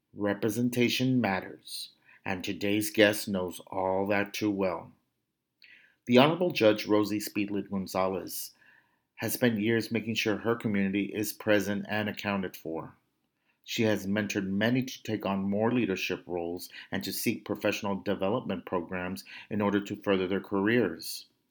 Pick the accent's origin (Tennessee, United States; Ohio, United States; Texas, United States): Texas, United States; Brownsville; my hometown of Brownsville, Texas, in La Frontera